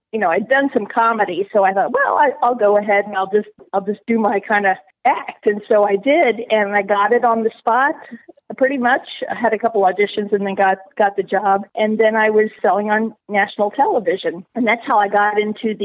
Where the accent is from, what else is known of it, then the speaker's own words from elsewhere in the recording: Northern Kentucky, United States; moved away as an adult; also born or lived in New York; I grew up in Northern Kentucky.